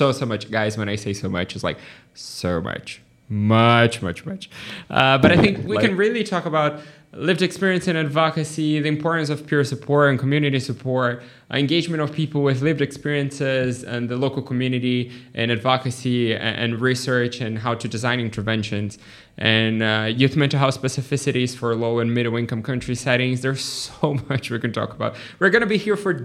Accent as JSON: {"language": "English", "country": "Brazil", "said": "I'm a physician from Brazil"}